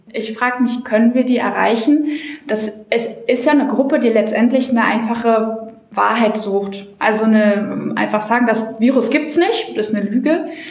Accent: Germany; wir als Deutsche

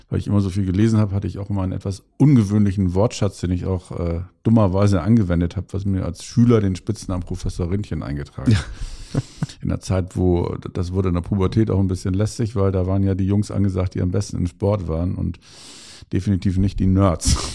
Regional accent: Bremerhaven, Bremen, Germany; Also insofern und groß geworden bin ich dann in Bremerhaven.

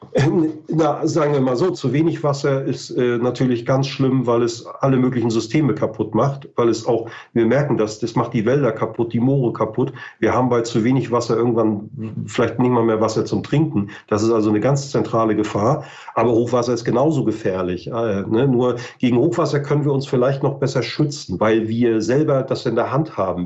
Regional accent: Mecklenburg-Vorpommern, Germany; ich bin aus Norddeutschland, ich komme aus Mecklenburg-Vorpommern

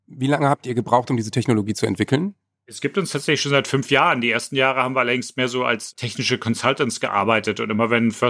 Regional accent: Harz, Germany; ich bin im Wald aufgewachsen, also nicht ganz. Ich bin im Harz aufgewachsen, da gibt es sehr viel Wald.

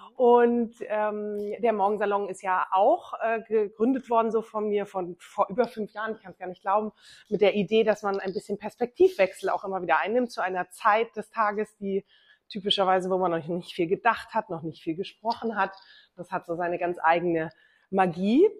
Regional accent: Bavaria, Germany; Ich bin in Bayern groß geworden

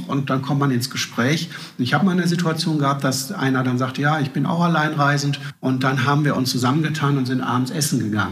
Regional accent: Duisburg, North Rhine-Westphalia, Germany; ich komme aus Duisburg

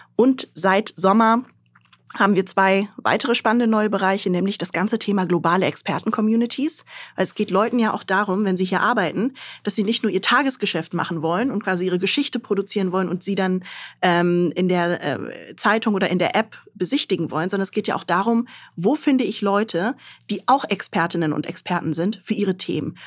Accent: Göttingen, Lower Saxony, Germany; moved away as an adult; also born or lived in Khartoum, Sudan / Mainz; Also ich bin in Göttingen aufgewachsen, bin da zur Schule gegangen, habe dort Abitur gemacht

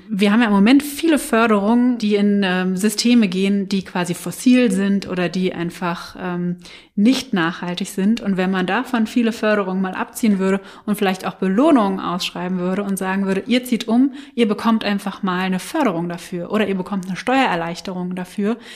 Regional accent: Germany; da sind wir halt sehr träge als Deutsche, ähm, unsere Kisten zu packen, auszumisten und äh, woanders hinzuziehen

